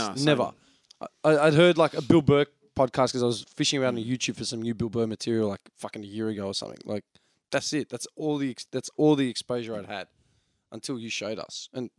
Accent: Melbourne, Victoria, Australia; We are three dickheads from Melbourne.

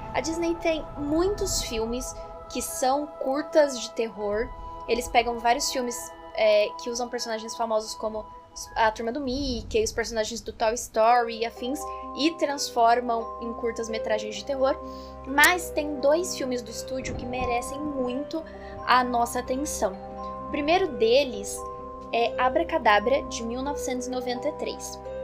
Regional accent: Brazil

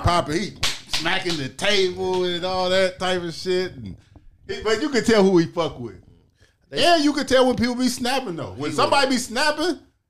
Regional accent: New York City, New York, United States; I'm from Harlem.

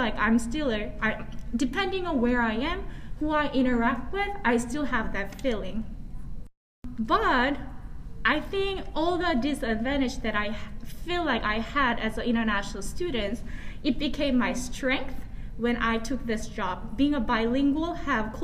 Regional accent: South Korea; accent: Korean; English is a second language; moved away as an adult; now in Pittsburgh, United States; I'm from South Korea

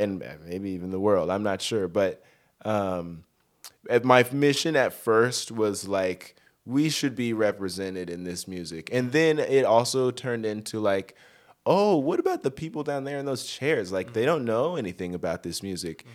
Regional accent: Denver, Colorado, United States; moved away as an adult; also born or lived in Northern California; now in Los Angeles, United States; I grew up in Denver.

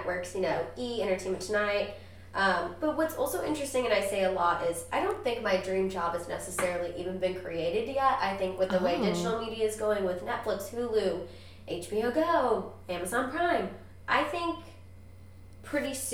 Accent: Missouri, United States; We're both from Missouri

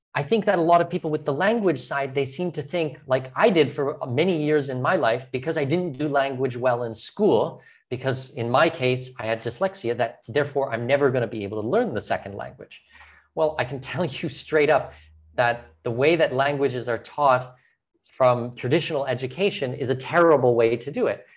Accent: Southwestern Ontario, Canada; moved away as an adult; also born or lived in Brazil; now in Panama; I'm from Southwestern Ontario, I'm Canadian, I'm Canadian

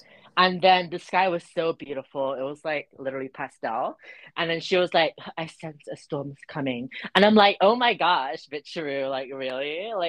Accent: Dubai, United Arab Emirates; I'm Jubanese. I'm from Dubai.

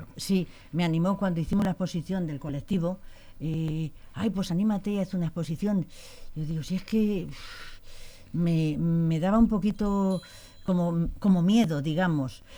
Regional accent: Las Pedroñeras, Castilla-La Mancha, Spain; soy de Pedroñeras y está Belmonte, eh, también de Cuenca.

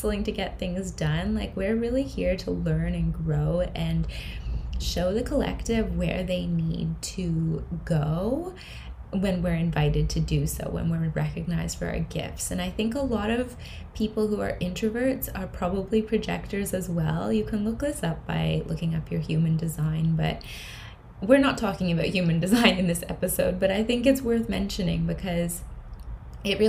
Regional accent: Canada; moved away; I'm from Canada originally

